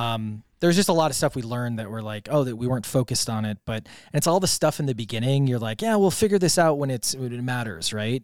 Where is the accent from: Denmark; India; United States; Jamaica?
United States; Wisconsin; now in Puerto Rico; I grew up in Wisconsin, so I grew up with, uh, large swaths of land everywhere